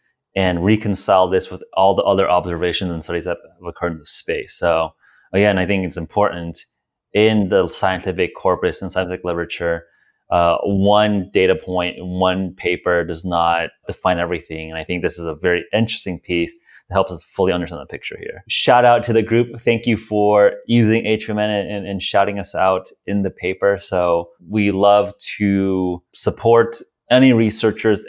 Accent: United States; as an American

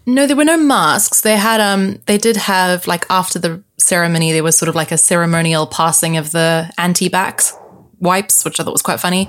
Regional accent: South Africa; now in London, United Kingdom; I am South African, Portuguese, living in London

